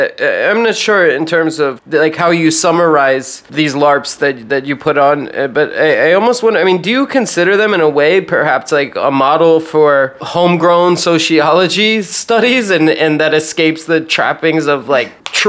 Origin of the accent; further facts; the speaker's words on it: Virginia, United States; The other thing I was going to say is that I grew up in Virginia